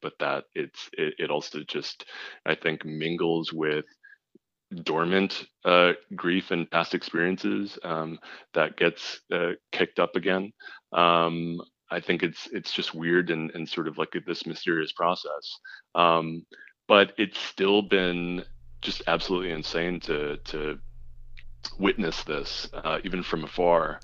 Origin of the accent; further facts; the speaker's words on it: Los Angeles, California, United States; I was from Los Angeles